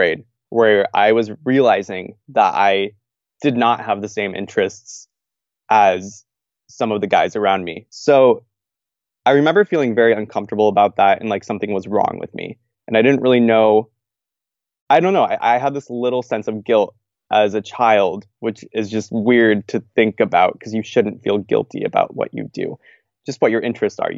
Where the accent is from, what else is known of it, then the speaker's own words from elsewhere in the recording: Albany, Oregon, United States; moved away as an adult; also born or lived in Seattle, Washington; now in Lincoln, Nebraska, United States; I'm originally from Albany, Oregon. Went to school in Seattle, Washington. So I'm a little bit of a Northwest kid